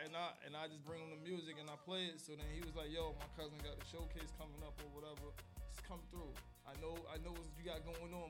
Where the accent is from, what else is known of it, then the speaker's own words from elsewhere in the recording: New York City, New York, United States; I'm from Northside Queens, but I'm representing Northside and Southside Queens.